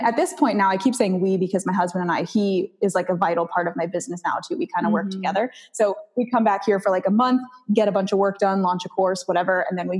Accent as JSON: {"language": "English", "town": "Maui", "region": "Hawaii", "country": "United States", "tie": "born or raised there", "said": "So, so I started off in Maui and I actually lived there for a few years growing up, and then I got married there."}